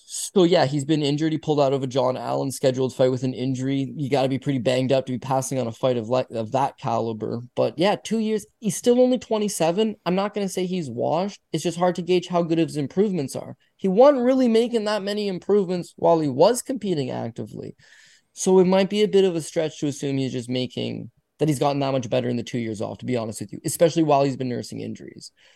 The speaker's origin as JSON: {"language": "English", "country": "Canada", "said": "I'm Canadian."}